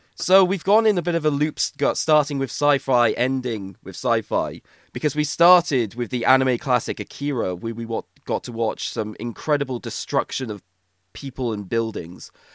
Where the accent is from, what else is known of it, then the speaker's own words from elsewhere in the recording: Wales, United Kingdom; we're Welsh